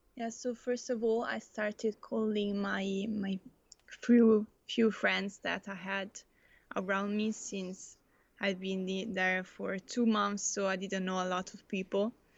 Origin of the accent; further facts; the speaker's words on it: Italy; moved away as an adult; now in Netherlands; also come from Italy